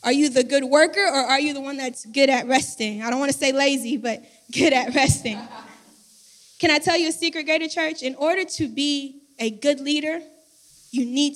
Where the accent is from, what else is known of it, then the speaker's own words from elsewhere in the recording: Florida, United States; moved away; I moved here. I'm from Florida. I'm Haitian American. My whole family's from Florida